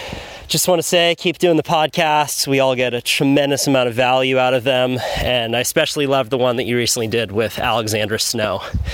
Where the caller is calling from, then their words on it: Hawaii, United States; I am tuning in from the Big Island of Hawaii, where I'm currently on an archery hunt.